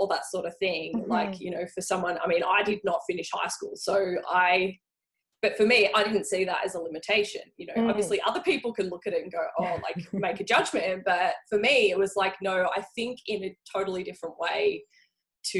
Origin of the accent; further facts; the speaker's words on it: Frankston, Victoria, Australia; I grew up in Frankston